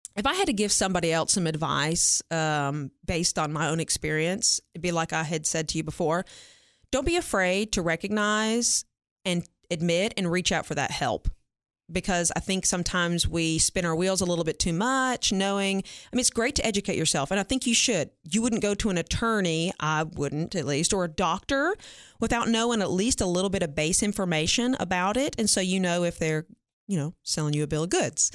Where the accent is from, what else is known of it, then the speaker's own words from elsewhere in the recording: Franklin, Tennessee, United States; moved away as an adult; now in Cookeville, United States; I'm originally from Franklin, uh, Williamson County area, born and raised